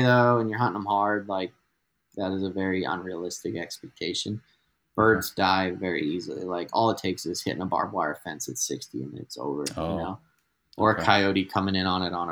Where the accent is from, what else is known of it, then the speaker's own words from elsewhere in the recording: New England, United States; now in Albuquerque, United States; I'm from New England